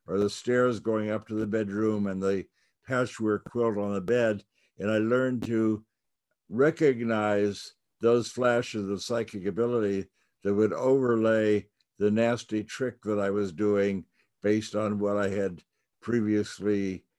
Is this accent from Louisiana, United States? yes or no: no; New York, United States; So I grew up in New York, and I could go to the little magic shops and watch people do tricks.